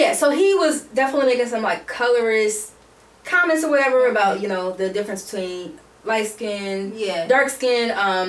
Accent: United States; We're from America.

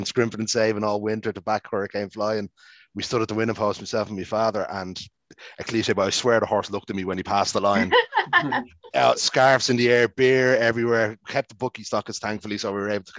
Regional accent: Ireland; an Irish racing supporter

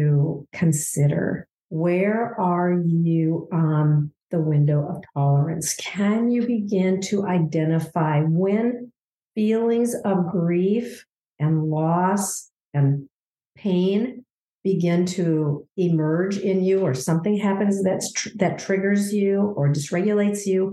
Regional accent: Minnesota, United States; I'm from Minnesota

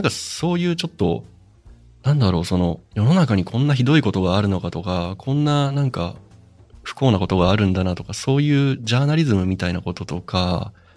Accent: Hokkaido, Japan; also born or lived in Hakodate / Sapporo; 北海道出身で30歳

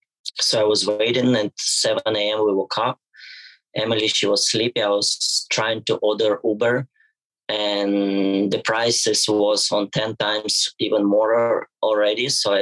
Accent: Ukraine; English is a second language; Day by day, I feel better because I was running from Ukrainian war. And yeah, it was really hard time for me and for all my family.

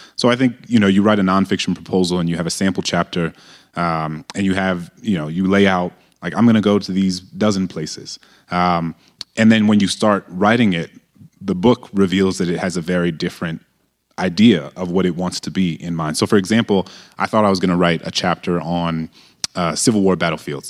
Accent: New Orleans, Louisiana, United States; moved away; I grew up in a majority black city

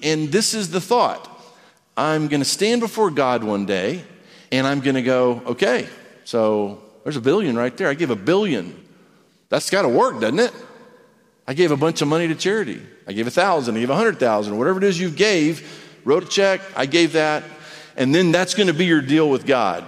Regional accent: United States; I'm an American

